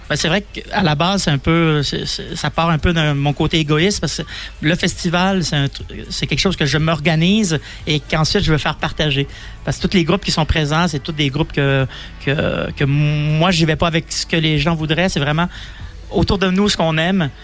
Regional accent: Donnacona, Quebec, Canada; accent: Québécois; also born or lived in Lausanne, Switzerland; now in Valais, Switzerland; je viens d'un petit village à côté de Québec qui s'appelle Donnacona.

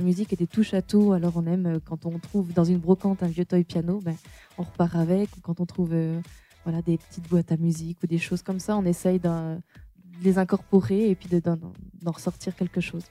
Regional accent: Auvergne-Rhône-Alpes, France; je suis originaire d'Auvergne

